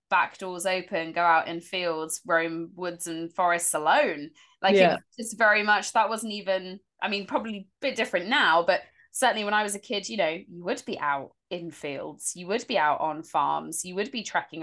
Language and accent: English; Dorset, South West England, United Kingdom; I grew up in Dorset